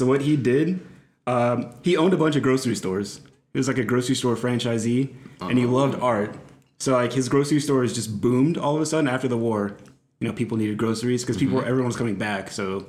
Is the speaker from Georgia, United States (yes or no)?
yes; Columbus, Georgia, United States; moved away; I grew up in Columbus.